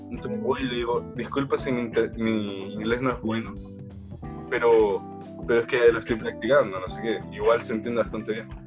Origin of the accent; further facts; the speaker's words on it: Villavicencio, Meta, Colombia; Yo soy de Villavicencio, por así decirlo.